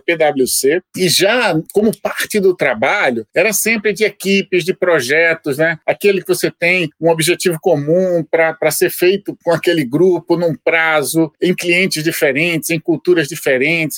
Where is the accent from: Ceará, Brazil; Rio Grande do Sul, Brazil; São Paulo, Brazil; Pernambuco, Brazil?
Pernambuco, Brazil; Recife; moved away; eu sou pernambucano, recifense